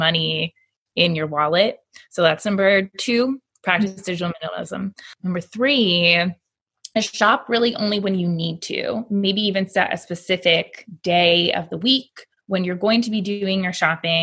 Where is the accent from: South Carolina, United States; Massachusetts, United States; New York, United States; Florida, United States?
Florida, United States; moved away as an adult; now in Alabama, United States; I was born and raised in Florida